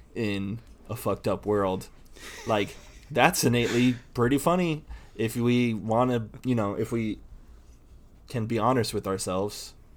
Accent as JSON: {"language": "English", "region": "Indiana", "country": "United States", "tie": "born or raised there", "said": "I grew up in Indiana, so, um, there were t, there were tornadoes."}